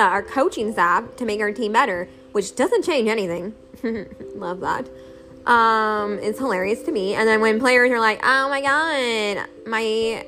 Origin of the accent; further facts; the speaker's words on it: Seattle, Washington, United States; I am from Seattle